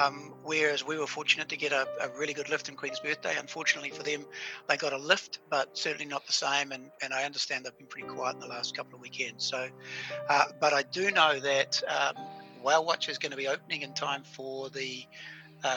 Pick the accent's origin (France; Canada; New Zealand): New Zealand; I'm a New Zealander